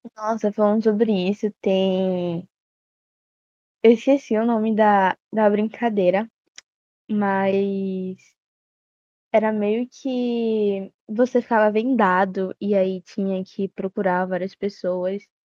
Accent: Bahia, Brazil; tenho 17 anos e sou da Bahia

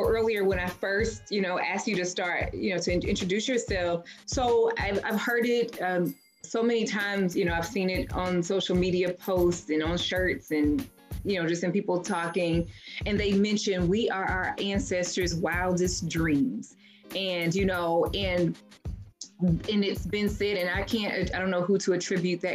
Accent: Louisville, Kentucky, United States; moved away; Cause I'm from Louisville too

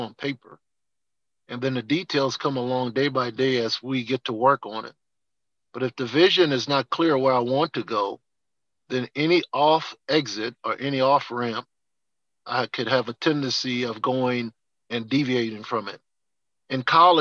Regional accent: New Orleans, Louisiana, United States; growing up in New Orleans, never had to look outside my house for a role model

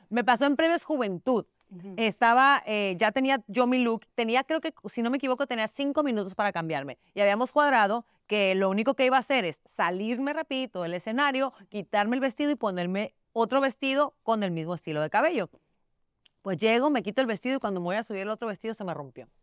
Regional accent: Mexico; now in United States; Su papá es puertorriqueño, yo soy mexicana

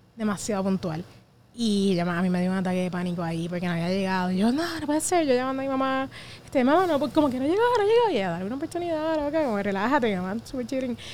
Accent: Puerto Rico; como puertorriqueños

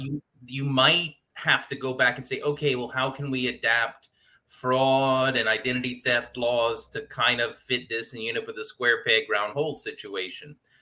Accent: Louisiana, United States; I'm from Louisiana

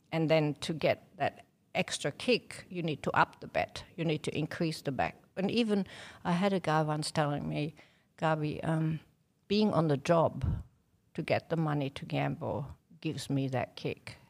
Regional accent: Germany; moved away as an adult; now in Victoria, Australia; I'm German

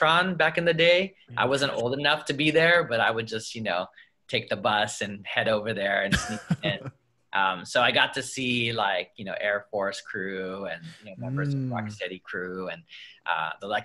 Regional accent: Los Angeles, California, United States; I grew up in Harbor City, which is like right in between Torrance, Wilmington, Carson, San Pedro

